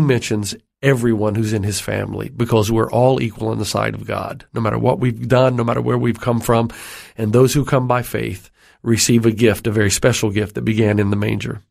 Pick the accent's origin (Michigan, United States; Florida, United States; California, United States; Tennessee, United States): Tennessee, United States; I grew up in Tennessee, which is in the southern region of the, of uh, the United States